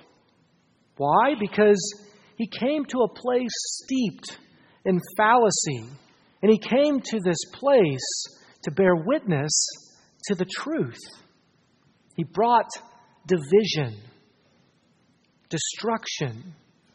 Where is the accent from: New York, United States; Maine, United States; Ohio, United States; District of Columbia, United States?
Ohio, United States; I grew up in Ohio. Like all faithful Ohioans, I grew up playing euchre.